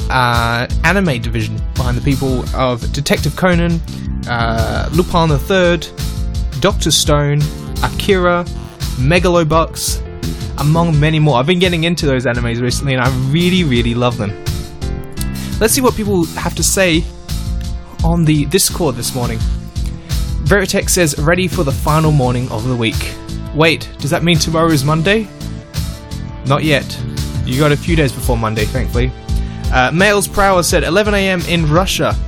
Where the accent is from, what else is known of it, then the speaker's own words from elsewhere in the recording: Austria; Yep, I'm from Austria.